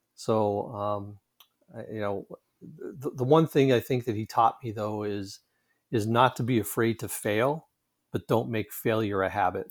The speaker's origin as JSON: {"language": "English", "town": "Pittsburgh", "region": "Pennsylvania", "country": "United States", "tie": "born or raised there", "said": "I grew up just outside of Pittsburgh, Pennsylvania."}